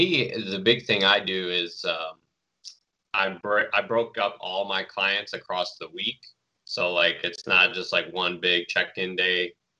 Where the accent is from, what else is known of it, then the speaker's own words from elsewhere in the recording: Detroit, Michigan, United States; I'm from Detroit